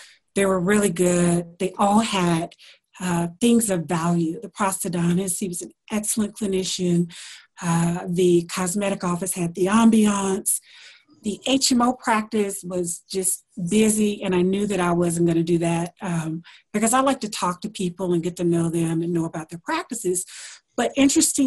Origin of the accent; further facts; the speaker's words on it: Alabama, United States; moved away; also born or lived in Washington, D.C.; I am from Alabama, so I went to school there.